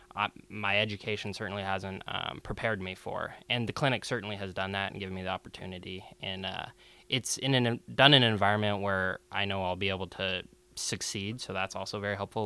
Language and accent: English; Seattle, Washington, United States; I was born and raised here in Seattle